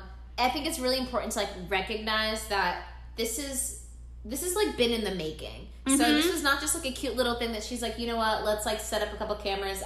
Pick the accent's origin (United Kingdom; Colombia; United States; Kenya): Kenya; because, I mean, we're Kenyan, but I truly couldn't tell you a thing about Algeria.